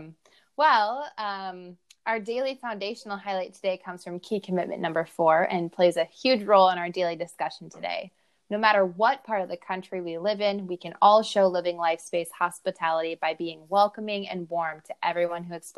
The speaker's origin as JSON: {"language": "English", "region": "Iowa", "country": "United States"}